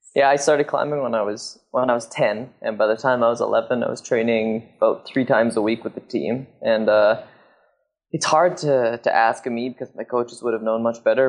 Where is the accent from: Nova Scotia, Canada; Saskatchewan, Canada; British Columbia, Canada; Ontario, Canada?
British Columbia, Canada; Squamish; I grew up in Squamish in Canada